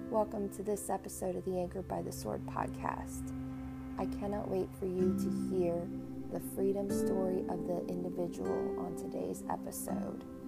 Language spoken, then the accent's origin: English; Canton, Ohio, United States; where I grew up in Canton South